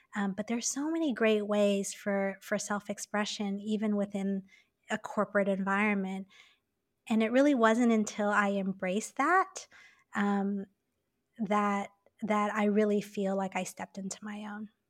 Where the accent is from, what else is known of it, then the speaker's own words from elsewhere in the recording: Taipei, Taiwan; moved away as an adult; also born or lived in New York / Hong Kong; I was born and raised in Taipei